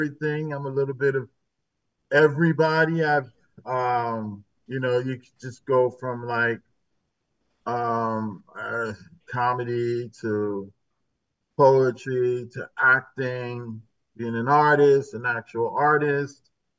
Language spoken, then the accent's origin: English; New Haven, Connecticut, United States; I was born and raised in New Haven.